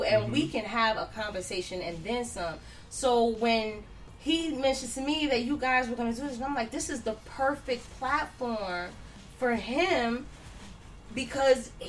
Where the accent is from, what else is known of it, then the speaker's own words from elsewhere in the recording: New York, United States; I grew up in New York